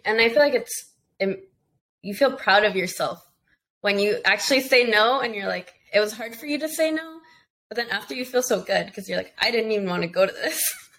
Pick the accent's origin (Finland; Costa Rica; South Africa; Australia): Costa Rica; born there; No, so my family, I was born in Costa Rica.